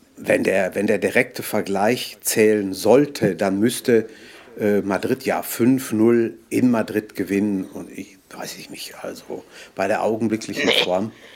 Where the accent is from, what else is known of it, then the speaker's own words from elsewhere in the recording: Ruhr area, North Rhine-Westphalia, Germany; bei uns im Ruhrgebiet